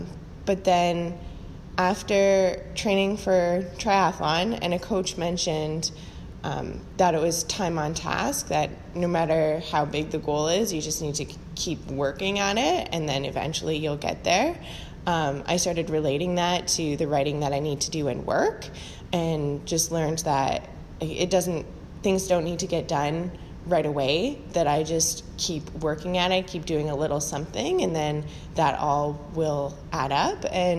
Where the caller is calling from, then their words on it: Hamilton, Ontario, Canada; I'm calling from Hamilton, Ontario